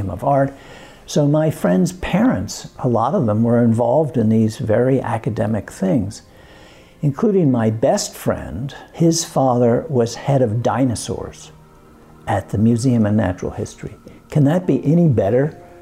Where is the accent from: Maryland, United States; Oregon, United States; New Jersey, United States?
New Jersey, United States; also born or lived in Brooklyn, New York / Woodside, Queens, New York; I was born in Brooklyn and immediately exported to Queens and then moved over to New Jersey when I was 8